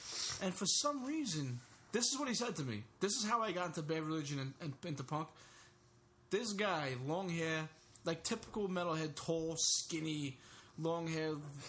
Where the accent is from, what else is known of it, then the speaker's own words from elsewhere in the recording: Brooklyn, New York, United States; born there; So we were born in Brooklyn, Bay Ridge, Brooklyn.